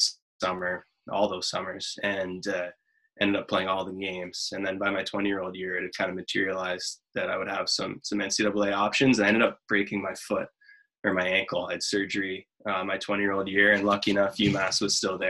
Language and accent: English; Ottawa, Ontario, Canada; moved away; I grew up in Ottawa.